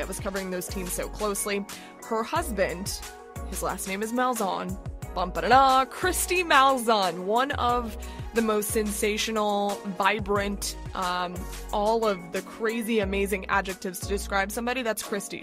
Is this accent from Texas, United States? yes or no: no; South Florida, United States; I'm from Florida. So I'm from South Florida